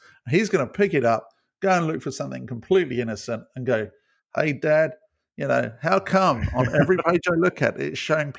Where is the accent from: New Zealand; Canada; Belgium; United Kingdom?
United Kingdom; Being British, it would be milk.